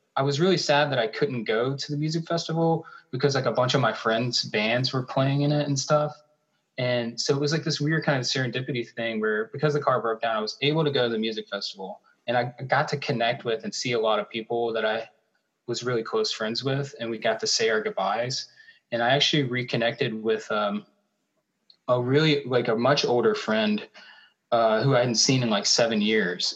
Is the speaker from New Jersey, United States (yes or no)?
no; Charlotte, North Carolina, United States; moved away as an adult; now in Minnesota, United States; i'm from charlotte north carolina